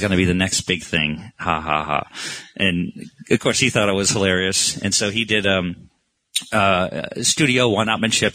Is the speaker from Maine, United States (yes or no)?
yes; Maine, United States; moved away; I grew up in Maine, you know, which a lot of Americans think is part of Canada, FYI